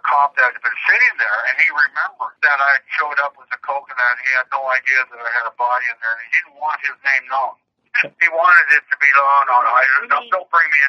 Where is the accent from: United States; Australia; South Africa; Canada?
Canada; I'm Canadian